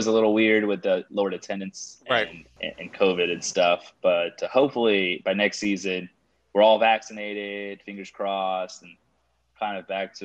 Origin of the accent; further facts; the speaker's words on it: Houston, Texas, United States; I was born and raised in Houston